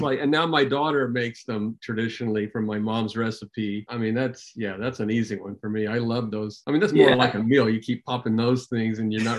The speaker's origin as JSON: {"language": "English", "town": "Nashville", "region": "Tennessee", "country": "United States", "tie": "born or raised there", "said": "originally I was born in Nashville, Tennessee."}